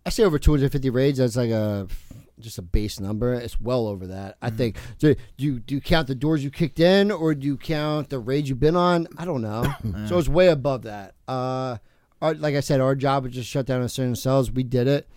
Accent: Toms River, New Jersey, United States; also born or lived in California; I grew up in Toms River

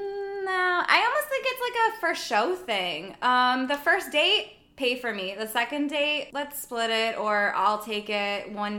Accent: New York, United States; For me, as a New Yorker, it is welcome.

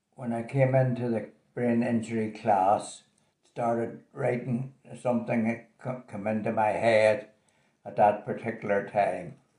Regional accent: Belfast, Northern Ireland, United Kingdom; also born or lived in Tullyallen; I was born in Belfast in 1934 and went to school in Tullyallen during the war years. I lived there with my granny and grandpa. They were great years. I came back to Belfast when I was seven or eight years old. I attended St Kevin's School

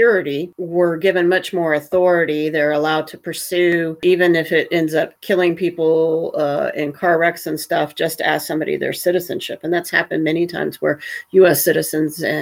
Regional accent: Huntsville, Alabama, United States; I grew up in Huntsville, Alabama, pretty close to Tennessee

